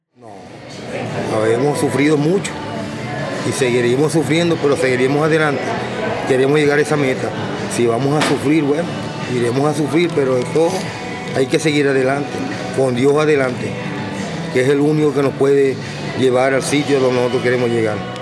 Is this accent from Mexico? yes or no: no; Los Puertos de Altagracia, Zulia, Venezuela; moved away as an adult; Estado Zulia, Maracaibo, lo que llamamos nosotros un, un pueblo que se llama Los Puertos de Altagracia, un pueblo muy lindo ese es mi país y donde vivo yo, en los puertos de Altagracia